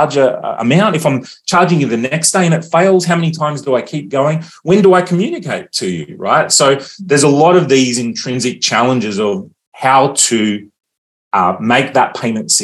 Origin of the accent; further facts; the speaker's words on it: Australia; as an Australian